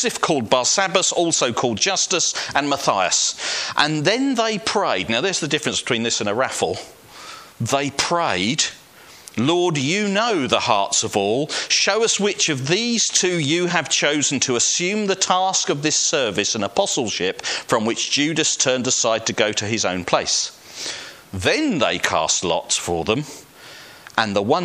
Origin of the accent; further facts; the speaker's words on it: Welling, London, United Kingdom; I was brought up in Welling United Reformed Church